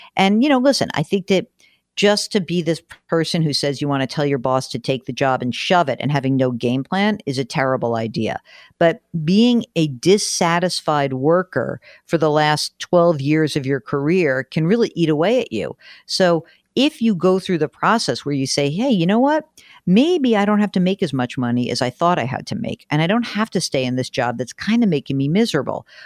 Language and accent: English; New York metropolitan area, United States; I grew up in the New York metropolitan area